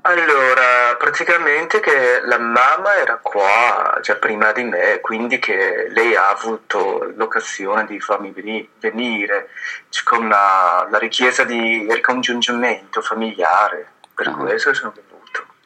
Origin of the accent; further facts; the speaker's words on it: Fujian, China; Italian is a second language; now in Bergamo, Italy; io sono venuto dalla zona quella di sud, eh, che si chiama Fuji, eh, però ormai da 11 anni